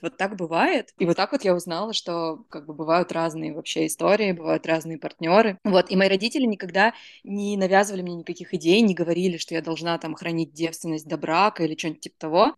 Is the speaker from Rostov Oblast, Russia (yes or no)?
yes; Rostov-on-Don, Rostov Oblast, Russia; я росла в Ростове-на-Дону